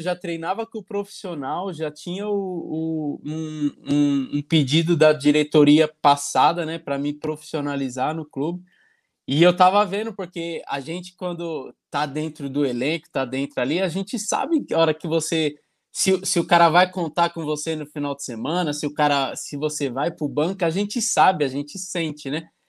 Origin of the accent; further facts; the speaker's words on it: Santo André, São Paulo, Brazil; moved away as an adult; also born or lived in São Bernardo do Campo / Italy / Poland; Então, eu sou natural de São Bernardo, né? Nasci em São Bernardo, mas a minha família é todinha de Santo André, do Grande A B C Paulista. Fui criado em Santo André